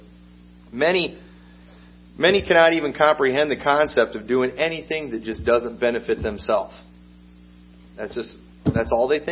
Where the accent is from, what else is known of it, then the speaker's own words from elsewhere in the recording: Illinois, United States; I'm from Illinois